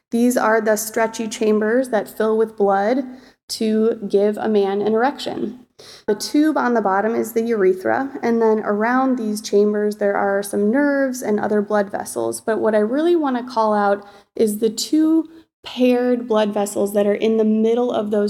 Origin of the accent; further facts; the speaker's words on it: Chicago, Illinois, United States; moved away as an adult; also born or lived in Michigan; now in Seattle, United States; I was born and raised in Chicago